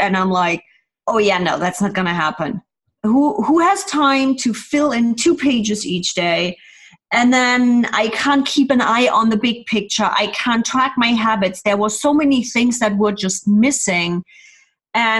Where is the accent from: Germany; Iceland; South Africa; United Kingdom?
Germany; moved away as an adult; now in California, United States; originally born and raised in Germany, then immigrated to the States, and I'm now living in the sunny California